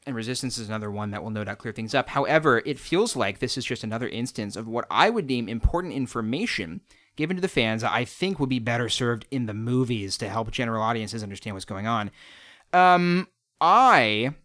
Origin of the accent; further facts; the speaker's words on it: United States; I'm an American